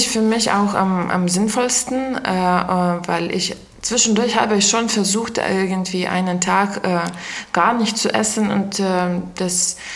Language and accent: German; Lithuania; German is a second language; now in Eberswalde, Germany; ich komme aus Litauen und äh, bin hier schon seit äh, neun Jahren in der Beswalde